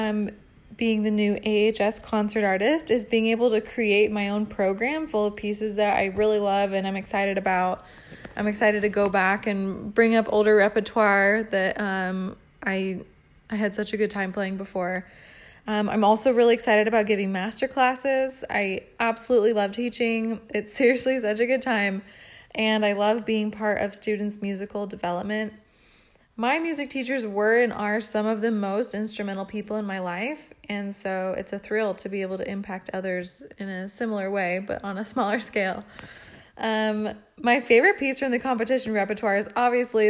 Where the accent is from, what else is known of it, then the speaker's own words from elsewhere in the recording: La Crescenta, California, United States; I'm originally from La Crescenta, California